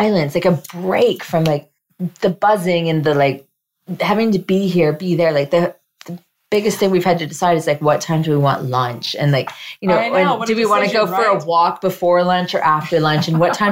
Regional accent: Canada; moved away as an adult; now in Morocco

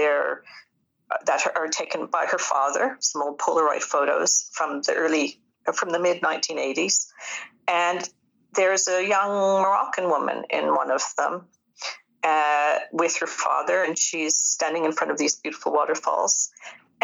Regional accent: Newfoundland and Labrador, Canada; accent: Newfoundland; moved away as an adult; also born or lived in Britain; now in United Kingdom; I'm a Newfoundlander myself

